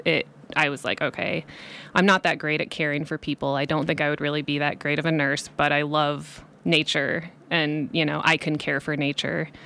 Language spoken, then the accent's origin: English; Cedar Falls, Iowa, United States; moved away as an adult; also born or lived in Colorado; now in Nevada County, United States; I grew up in Cedar Falls, Iowa, Northeast Iowa. Um, so I lived there until I was eighteen